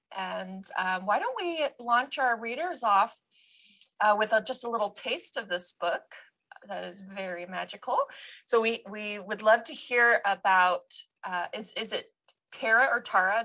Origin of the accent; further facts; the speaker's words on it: United States; us Americans